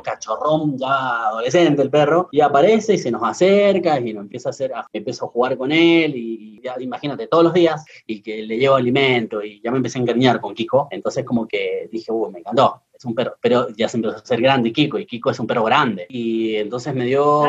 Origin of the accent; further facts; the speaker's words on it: Argentina; now in Moquegua, Peru; en mi país, en Argentina